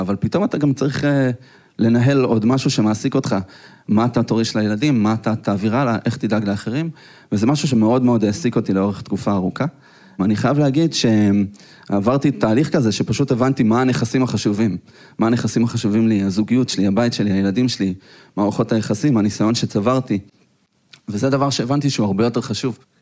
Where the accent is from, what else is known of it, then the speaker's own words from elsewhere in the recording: Petah Tikva, Central District, Israel; אנחנו גדלנו בשכונה לא כל כך טובה בפתח תקווה